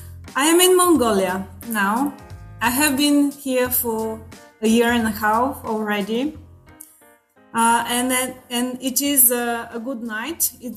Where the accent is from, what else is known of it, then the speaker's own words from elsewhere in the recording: Bulgaria; English is a second language; I'm from Bulgaria.